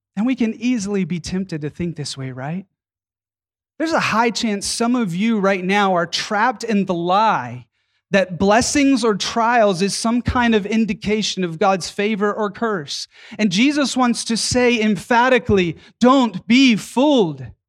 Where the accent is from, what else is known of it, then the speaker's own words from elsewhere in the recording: Atlanta, Georgia, United States; my hometown of Atlanta, Georgia